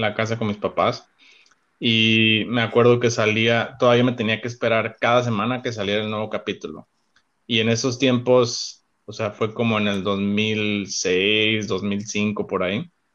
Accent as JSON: {"language": "Spanish", "town": "Cabo San Lucas", "region": "Baja California Sur", "country": "Mexico", "tie": "born or raised there", "also_born_or_lived": "Monterrey, Mexico", "moved": "as an adult", "lives_now": "Chicago, United States", "said": "Soy originario de Cabo San Lucas, México"}